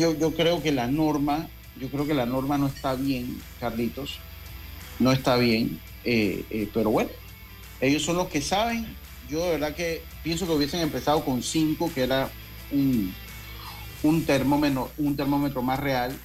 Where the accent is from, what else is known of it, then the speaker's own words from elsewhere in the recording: Panama; also born or lived in Santo Domingo; Yo soy de los panameños